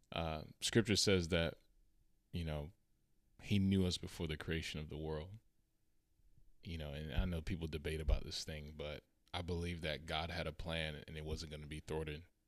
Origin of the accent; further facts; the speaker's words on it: Charlotte, North Carolina, United States; moved away; I went back to my city, uh, we're from Charlotte